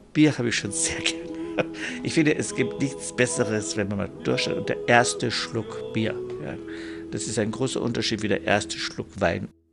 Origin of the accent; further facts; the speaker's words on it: Landshut, Bavaria, Germany; accent: German with a Bavarian accent; also born or lived in Munich; ich bin zwar in München erzogen worden und in Landshut, ich bin geboren aus Landshut in Niederbayern